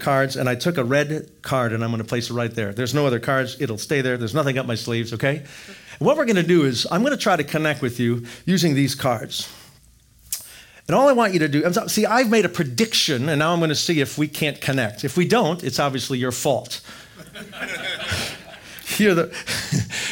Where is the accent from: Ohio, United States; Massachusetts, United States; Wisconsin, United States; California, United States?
Wisconsin, United States; I grew up in Wisconsin